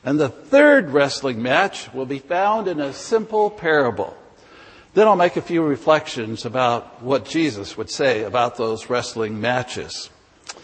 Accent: California, United States; I was born and raised in California

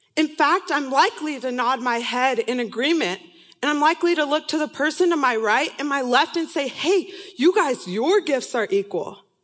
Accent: San Diego, California, United States; moved away as an adult; also born or lived in Irvine, California; now in Seattle, United States; I'm from, was born and raised in San Diego, California

